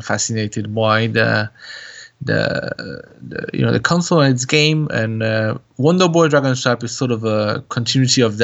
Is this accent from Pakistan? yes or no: no; France; moved away as an adult; also born or lived in England; I was raised in France